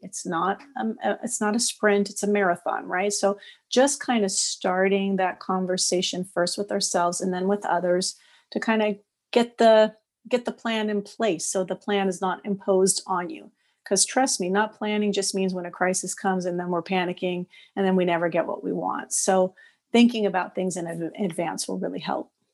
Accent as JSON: {"language": "English", "town": "Los Angeles", "region": "California", "country": "United States", "moved": "yes", "lives_now": "Montreal, Canada", "said": "I'm from Los Angeles, but I live in Montreal now"}